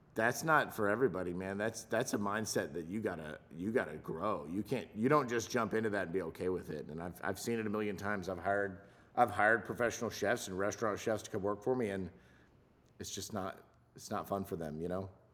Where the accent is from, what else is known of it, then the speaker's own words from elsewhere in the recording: Los Angeles, California, United States; also born or lived in South Louisiana; I grew up in Southern California. I went to, um, an untraditional public school in, in Los Angeles